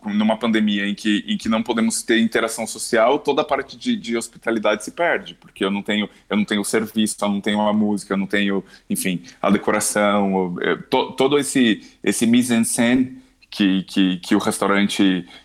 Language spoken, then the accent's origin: Portuguese; São Paulo, Brazil; now in Portugal; eu, quando cheguei cá, eu, vim, eu vim de São Paulo